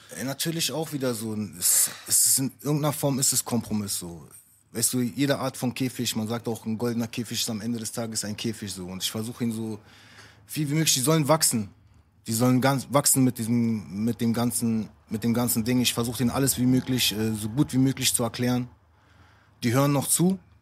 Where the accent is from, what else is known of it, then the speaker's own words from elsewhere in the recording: Neukölln, Berlin, Germany; Ich komme aus Neukölln, ich bin, äh, mein Vater ist Araber, meine Mutter ist Deutsche